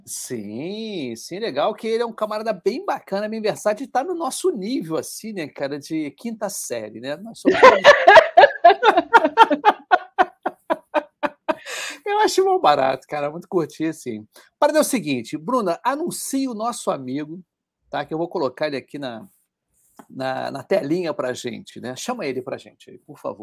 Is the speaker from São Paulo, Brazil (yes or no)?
no; Rio de Janeiro, Brazil